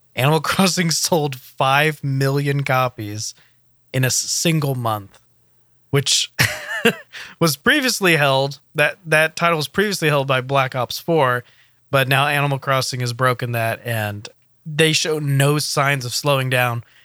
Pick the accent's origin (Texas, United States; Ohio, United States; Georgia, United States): Texas, United States; Houston; I'm from Houston